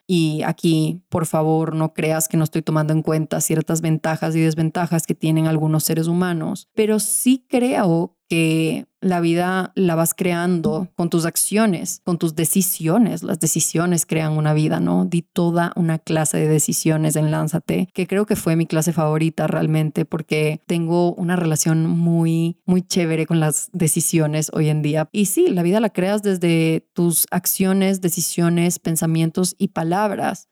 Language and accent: Spanish; Venezuela; cuando era chiquita en Venezuela.